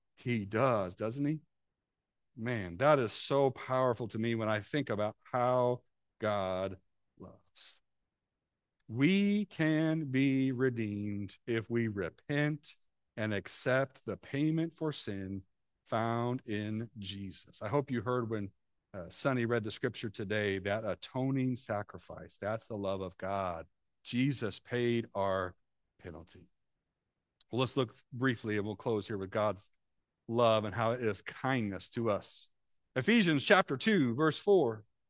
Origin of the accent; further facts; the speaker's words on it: Illinois, United States; moved away; when we were in Illinois, I grew up in Camp City.